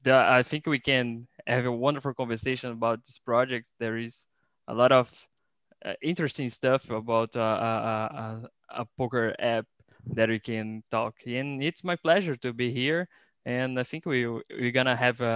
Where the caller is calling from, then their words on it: Rio de Janeiro, Brazil; I am talking from Rio de Janeiro in Brazil.